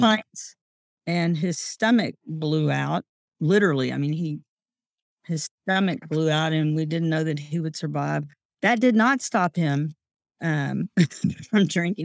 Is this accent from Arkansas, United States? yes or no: yes; Pine Bluff, Arkansas, United States; moved away as an adult; also born or lived in Jonesboro, Arkansas; now in Hot Springs, United States; Growing up in a small town is one of those rare privileges that we have. So, I came from Pine Bluff, Arkansas.